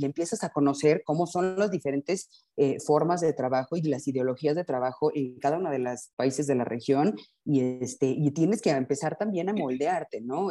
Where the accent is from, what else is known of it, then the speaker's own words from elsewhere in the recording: Mexico; soy mexicana y este, tengo 52 años.